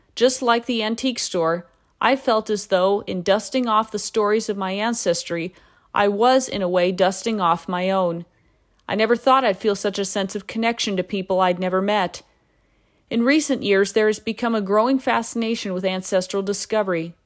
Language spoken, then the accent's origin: English; Alaska, United States; Knowing I was from Alaska and worked with military personnel